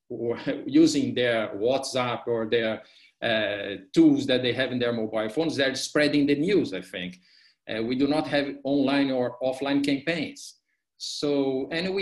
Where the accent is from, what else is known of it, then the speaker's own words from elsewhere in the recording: Brazil; I'm from Brazil.